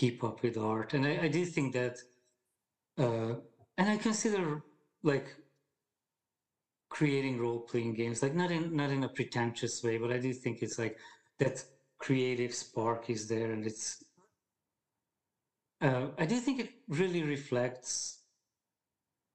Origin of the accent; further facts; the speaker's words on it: Hungary; English is a second language; moved away as an adult; now in United States; I grew up in Hungary